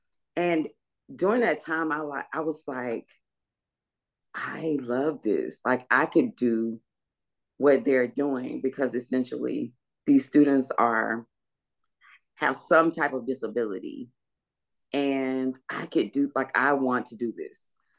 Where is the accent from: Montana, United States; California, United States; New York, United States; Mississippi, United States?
Mississippi, United States; Laurel; born there; I was born somewhere, obviously, but I was born in Laurel, Mississippi. So I'm a Mississippian, but I'm a Mississippi girl, but we moved a lot.